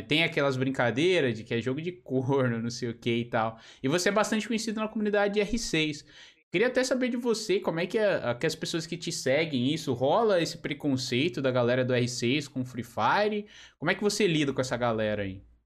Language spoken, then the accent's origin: Portuguese; São Paulo, Brazil; moved away as an adult; also born or lived in Portugal; now in Joinville, Brazil; eu sou de São Paulo, né? Sou de São Paulo capital, da região de Santo Amaro